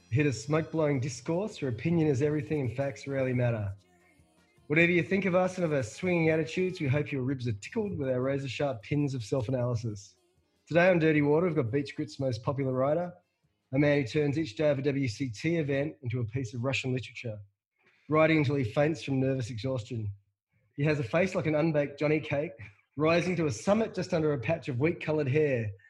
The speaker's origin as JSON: {"language": "English", "town": "Perth", "region": "Western Australia", "country": "Australia", "said": "I'm from suburban Perth."}